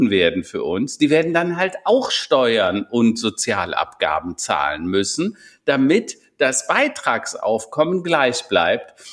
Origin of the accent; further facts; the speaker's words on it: Strieven, North Rhine-Westphalia, Germany; now in Hennef, Germany; ich komme ja nicht hier aus Hennef, sondern aus Strieven, so ein äh, 200 Seelendorf tatsächlich, extrem behütet. Irgendwie war jeder war Onkel und Tante und alle kümmerten sich.